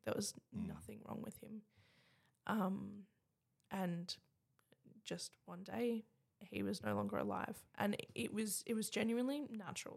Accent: Adelaide, South Australia, Australia; I was born in Bedford Park in Adelaide

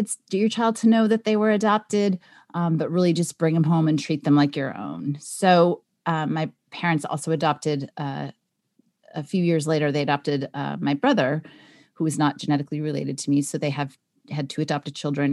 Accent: Los Angeles, California, United States; I was born in California in Los Angeles, so I was somewhere in Los Angeles

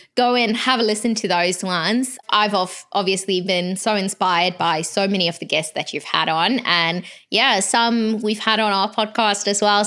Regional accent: South Africa; I'm from South Africa

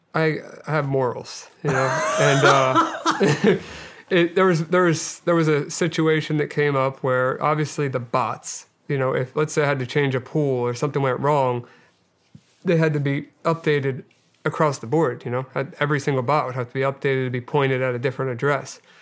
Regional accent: Delaware County, Pennsylvania, United States; I grew up outside of uh, right outside of West Philadelphia in uh, Delaware County, Pennsylvania, and uh, I yeah I lived there most of my life

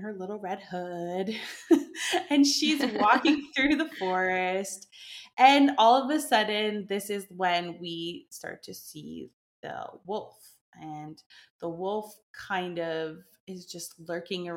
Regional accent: Canada; moved away as an adult; now in France; I'm from Canada, but I moved to France, like, I think 7 or 8 years ago

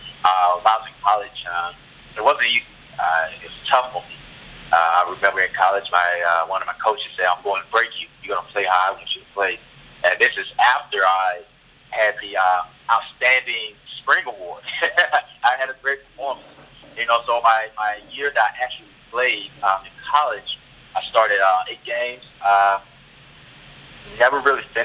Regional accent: Tallahassee, Florida, United States; I'm from Tallahassee, Florida, capital of Florida, very small town

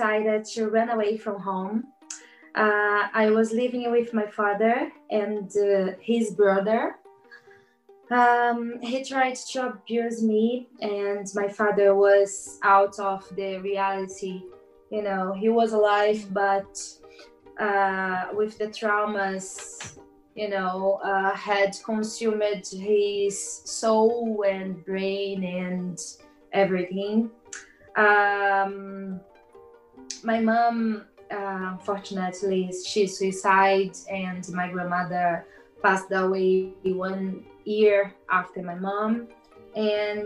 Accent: Brazil; English is a second language; moved away as an adult; now in Cork, Ireland; I came from Brazil

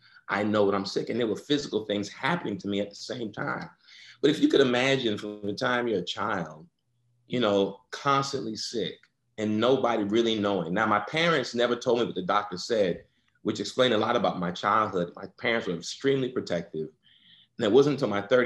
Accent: New York, United States; I born and raised in New York. First one in my family born in the United States, actually.

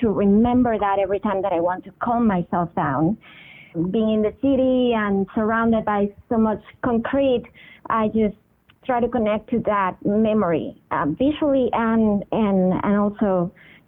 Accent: Venezuela; I was born in Venezuela, which is in South America, and I grew up going to the beach and going to this island called Margarita.

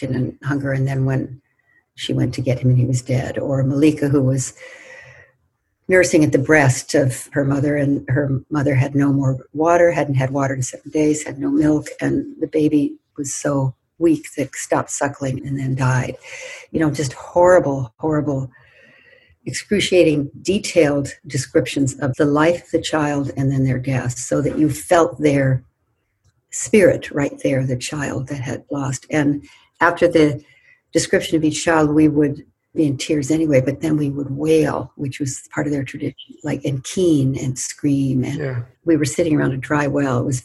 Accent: United States; I was white and from the United States

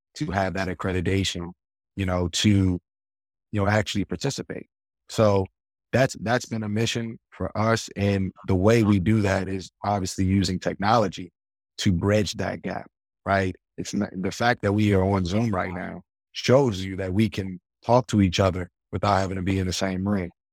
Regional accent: Baltimore, Maryland, United States; we grew up in Baltimore

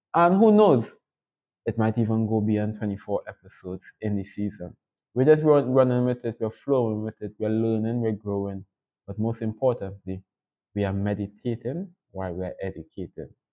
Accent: Trinidad & Tobago; I'm from the beautiful twin island states of Trinidad and Tobago

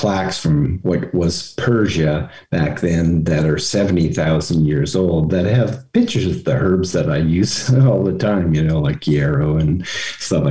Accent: Vancouver, British Columbia, Canada; I grew up in Vancouver in the 60s.

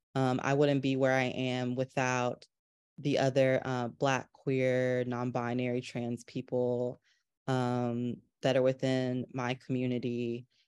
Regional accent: North Carolina, United States; growing up in North Carolina

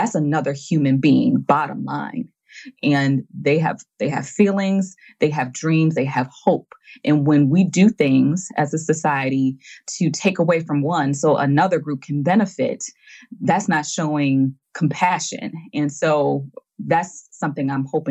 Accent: United States; I'm from the United States

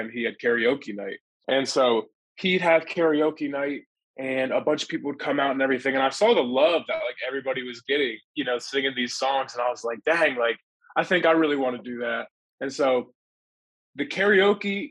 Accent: Pennsylvania, United States; now in Texas, United States; originally, I'm from Pennsylvania. Then I moved to Texas

